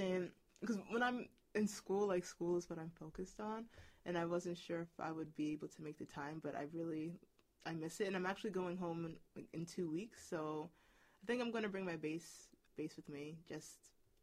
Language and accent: English; Ghana; so I'm Ghanaian, and Ghana has well, the nation state of Ghana has only existed for 61 years.